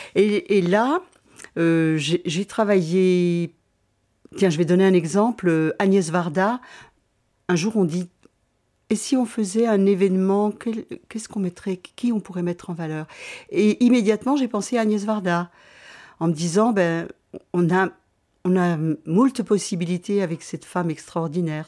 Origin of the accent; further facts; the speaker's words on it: Besançon, Bourgogne-Franche-Comté, France; Besançon, c'est ma ville, donc j'y ai passé beaucoup de temps, ma ville natale